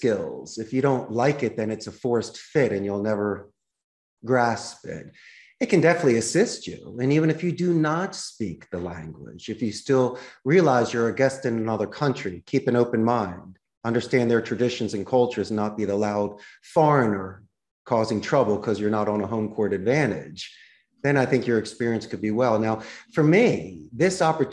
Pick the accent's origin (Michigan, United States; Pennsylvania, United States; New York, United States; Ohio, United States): Pennsylvania, United States; Philadelphia; moved away as an adult; now in Costa Rica; I'm originally from Philadelphia, and the fact that I ended up in Costa Rica